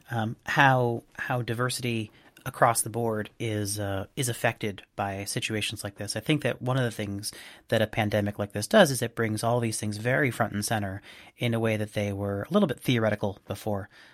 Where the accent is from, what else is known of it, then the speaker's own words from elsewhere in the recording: Boston, Massachusetts, United States; from my hometown of Boston